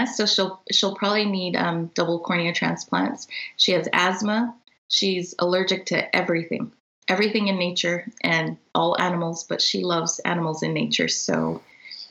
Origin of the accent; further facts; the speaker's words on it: Canada; So we are all Canadian